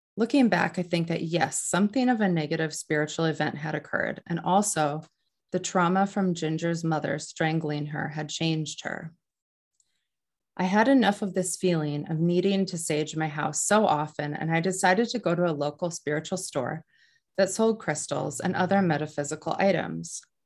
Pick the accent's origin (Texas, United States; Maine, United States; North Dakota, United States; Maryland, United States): North Dakota, United States; now in New Hampshire, United States; I grew up in North Dakota